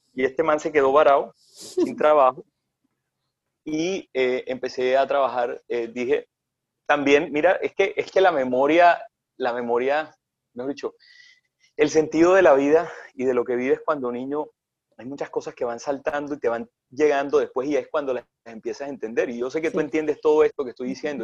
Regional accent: Punta de Llanes, Córdoba, Colombia; moved away; also born or lived in Sincelejo / Lorica / Barranquilla; Yo me crié en Tres Barros, en el monte, en Punta de Llanes, Córdoba, un pueblito

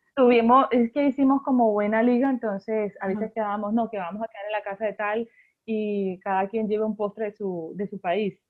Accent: Barranquilla, Atlántico, Colombia; soy barranquillera

